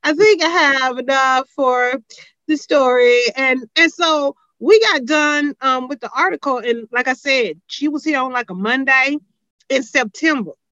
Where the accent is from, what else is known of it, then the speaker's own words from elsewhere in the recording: Houston, Texas, United States; I'm from Houston